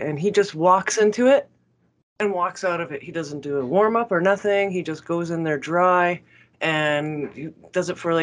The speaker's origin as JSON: {"language": "English", "country": "Canada"}